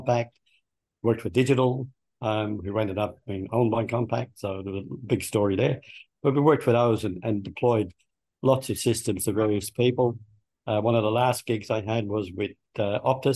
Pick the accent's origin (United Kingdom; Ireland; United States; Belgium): Ireland; Dublin, Leinster; moved away as an adult; also born or lived in Melbourne, Australia; now in Australia; I was born in Dublin, in Ireland, and I grew up there